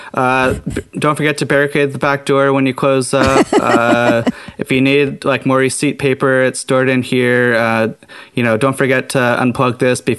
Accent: Orlando, Florida, United States; Florida, growing up in Orlando

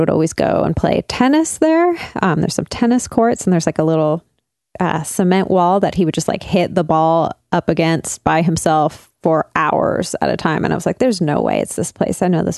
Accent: Burnaby, British Columbia, Canada; I grew up in North Burnaby

